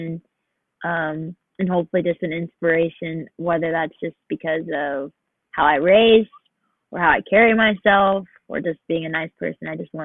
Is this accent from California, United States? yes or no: yes; Temecula, California, United States; moved away as an adult; now in Texas, United States; my hometown, Temecula